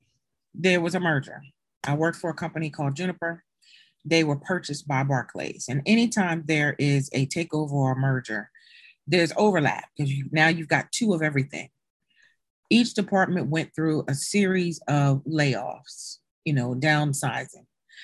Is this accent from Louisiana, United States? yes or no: no; Maryland, United States; now in Delaware, United States; because I am not a Delaware native. I came here from Maryland My family, most of them are in Maryland. So who can I either live with or do I go back home?